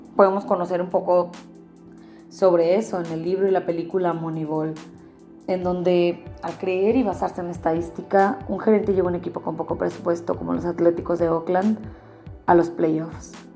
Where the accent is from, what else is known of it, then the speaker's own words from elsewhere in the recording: Mazatlán, Sinaloa, Mexico; mi tierra, mi querido Mazatlán